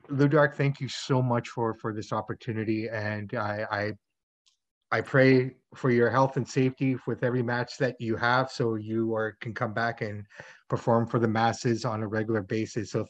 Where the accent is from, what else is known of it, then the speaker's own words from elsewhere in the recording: Bilbao, Basque Country, Spain; English is a second language; I'm from Spain, yeah.